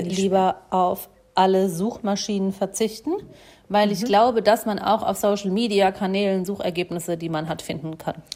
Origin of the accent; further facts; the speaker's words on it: Germany; accent: Odenwälder Dialekt; da, wo ich herkomme, ähm, äh, so Odenwälder Dialekt